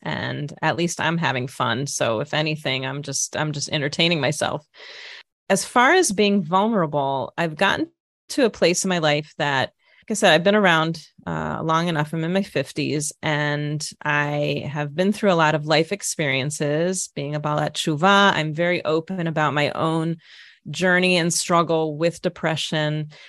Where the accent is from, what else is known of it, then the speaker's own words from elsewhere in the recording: Minnesota, United States; moved away as an adult; also born or lived in Jerusalem, Israel; now in Israel; I grew up in Minnesota